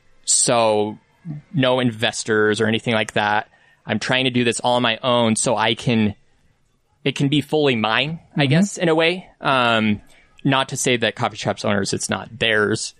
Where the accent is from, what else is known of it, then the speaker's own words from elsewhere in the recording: Salt Lake City, Utah, United States; I'm from here